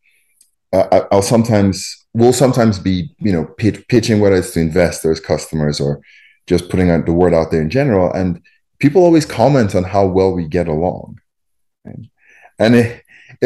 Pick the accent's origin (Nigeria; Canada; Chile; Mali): Nigeria; moved away as an adult; also born or lived in Champaign-Urbana, United States / Boston, United States / Silicon Valley, United States; now in Chicago, United States; born and raised in Nigeria, and then came to the U.S. for undergrad.